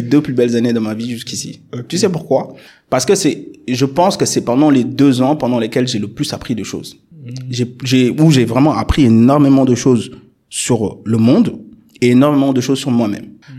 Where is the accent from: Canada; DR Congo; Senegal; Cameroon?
Senegal; Dakar suburbs; moved away as an adult; also born or lived in Lyon, France / Paris, France; j'ai fait tout mon parcours scolaire dans la banlieue dakaroise jusqu'à mon bac au lycée Limamoulaye.